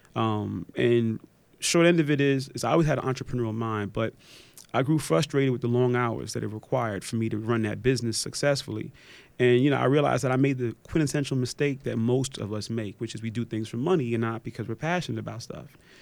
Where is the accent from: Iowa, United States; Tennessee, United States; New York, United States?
New York, United States; New York City; moved away; also born or lived in Atlanta; I'm originally from Park Slope